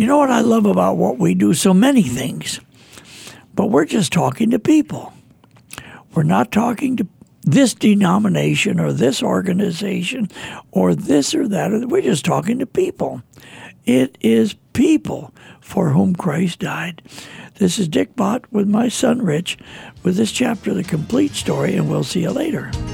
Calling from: Terre Haute, Indiana, United States; I'm calling from Terre Haute, Indiana

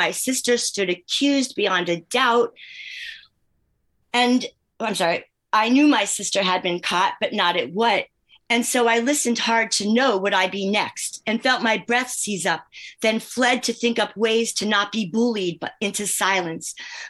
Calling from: Northfield, New Jersey, United States; I'm in Northfield, New Jersey, about 10 minutes from Atlantic City

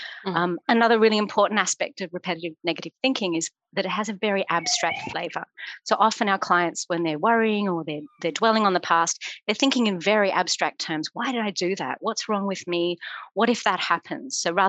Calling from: London, United Kingdom; I'm zooming in from London.

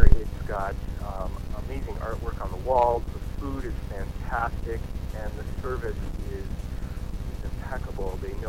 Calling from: St. Paul, Minnesota, United States; I'm calling from St. Paul. I'm over off representing the Rice Street of Maryland area.

